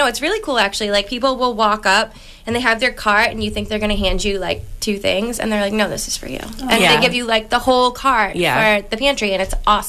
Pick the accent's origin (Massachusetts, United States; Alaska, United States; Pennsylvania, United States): Massachusetts, United States; Hanson; I live here, well, we're in Pembroke right now, but I was raised in Hanson. I am raising my family in Hanson.